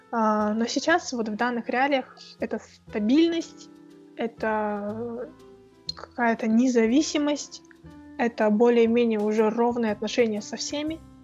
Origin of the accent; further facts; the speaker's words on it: Kazakhstan; also born or lived in Moscow; у нас в Казахстане